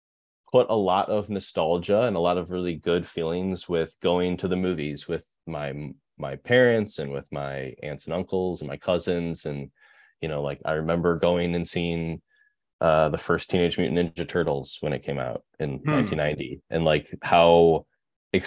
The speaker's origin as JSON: {"language": "English", "town": "Berkley", "region": "Michigan", "country": "United States", "tie": "born or raised there", "also_born_or_lived": "Rochester Hills, Michigan / Chicago, Illinois", "accent": "Midwest", "moved": "as an adult", "lives_now": "Portland, United States", "said": "I grew up in Michigan, right outside of Detroit. Berkeley, Michigan, and then Rochester Hills, Michigan"}